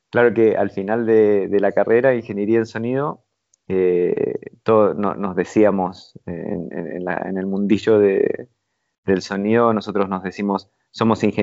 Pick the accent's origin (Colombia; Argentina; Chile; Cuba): Argentina; Mar del Plata, Buenos Aires Province; also born or lived in Rivera; Rivera, un pueblito muy, muy, muy chiquitito, en, la provincia de Buenos Aires. Después, a los seis años, nos mudamos a, Mar del Plata, ya una ciudad más grande.